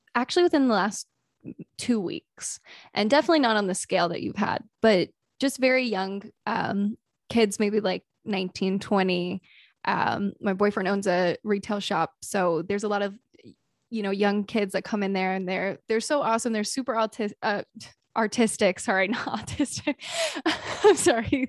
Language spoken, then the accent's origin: English; the South, United States; I grew up in the South